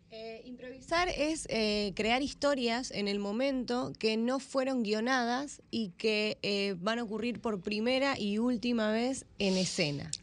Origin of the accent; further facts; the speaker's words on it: Argentina; moved away as an adult; now in Las Galeras, Dominican Republic; Soy argentina y tomo mucho mate